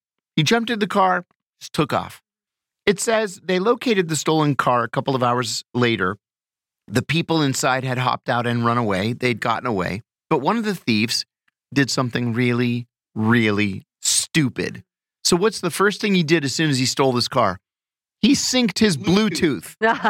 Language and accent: English; Pennsylvania, United States; moved away; I went home to my hometown in Pennsylvania over the weekend